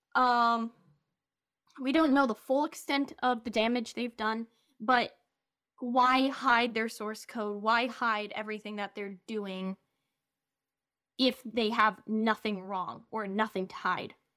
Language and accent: English; Romania; first language English and Romanian; moved away; I basically grew up there